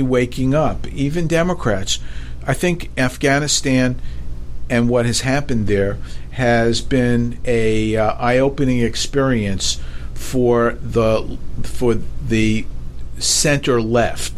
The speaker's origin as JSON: {"language": "English", "town": "New York City", "region": "New York", "country": "United States", "tie": "born or raised there", "moved": "yes", "said": "growing up in New York, I couldn't wait to get out of New York"}